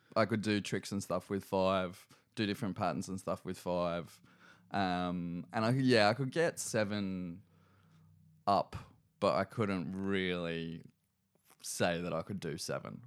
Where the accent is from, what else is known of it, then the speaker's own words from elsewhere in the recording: Newcastle, New South Wales, Australia; also born or lived in Cessnock / Sydney; we moved to Cessnock when I was in, like, really early primary school. I think I started maybe year one at, um, Ella Long Primary.